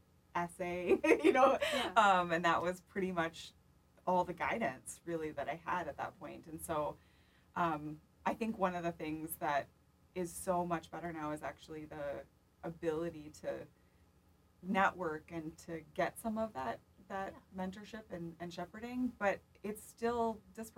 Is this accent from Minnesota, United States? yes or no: yes; Pelican Rapids, Minnesota, United States; moved away as an adult; now in Minneapolis, United States; half an hour away from Pelican Rapids, so it's close to my hometown